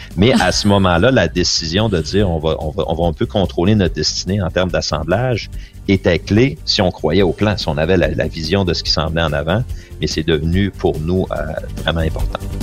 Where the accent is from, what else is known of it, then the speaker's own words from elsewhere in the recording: Quebec, Canada; je suis un Québécois